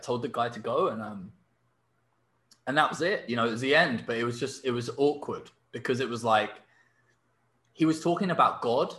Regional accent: England, United Kingdom; I'm English

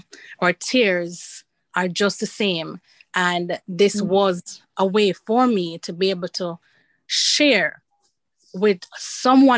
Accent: Jamaica; moved away as an adult; I'm from Jamaica

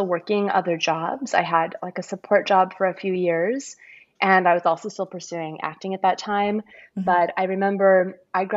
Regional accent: California, United States; also born or lived in Brazil; now in Seattle, United States; I've lived here off and on. I'm originally from California

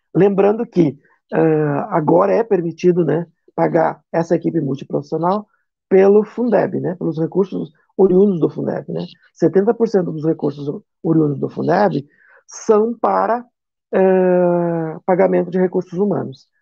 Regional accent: Chapecó, Santa Catarina, Brazil; aqui na minha região, sou de Chapecó

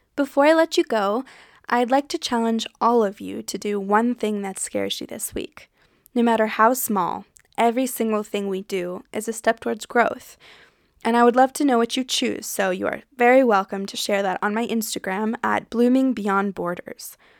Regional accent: United States; accent: American; moved away as an adult; also born or lived in French Alps, France; now in France; I'm an American, if you can tell by my accent, but I live in France with my partner, Flo. I left the U S a little over three years ago

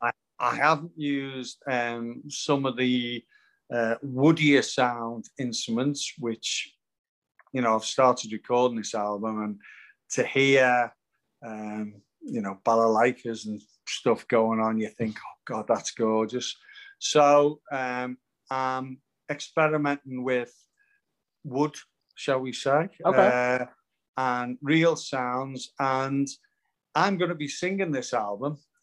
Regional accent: Liverpool, North West England, United Kingdom; moved away as an adult; now in Bournemouth, United Kingdom; I'm in Bournemouth now, I've got a property in Bournemouth, but I'm obviously from Liverpool

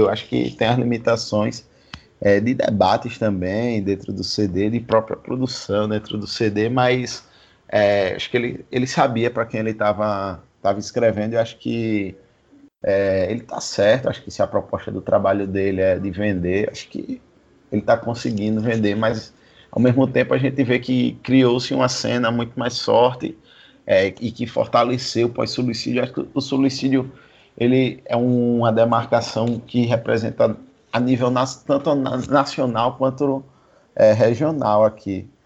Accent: Maceió, Alagoas, Brazil; sou do Village

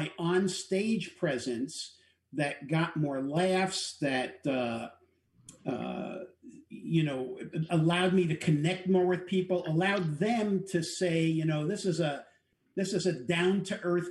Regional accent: New York City, New York, United States; now in San Diego, United States; I'm a New Yorker

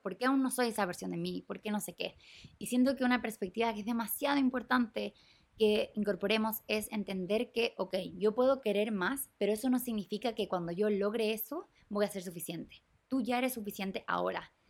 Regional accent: Chile; moved away as an adult; yo me fui de Chile en el 2021, a mitad de COVID

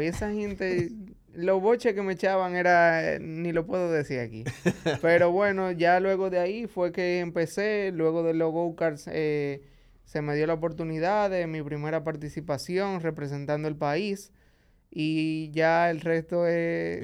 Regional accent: Santo Domingo, Distrito Nacional, Dominican Republic; also born or lived in Santiago, Dominican Republic; yo nací en Santiago. luego de los seis años de edad, a mi papá le dieron otro trabajo en la capital, aquí en Santo Domingo, y vinimos a vivir aquí

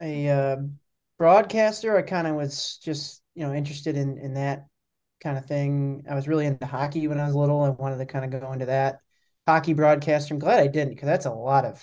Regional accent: Milwaukee, Wisconsin, United States; also born or lived in Buffalo, New York; I grew up in Milwaukee, so I returned here after school

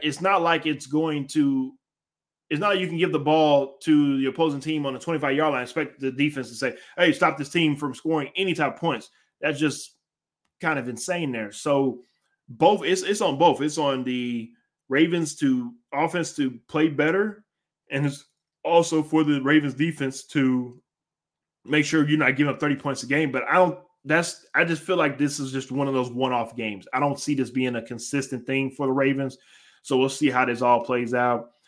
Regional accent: Houston, Texas, United States; I'm from Houston

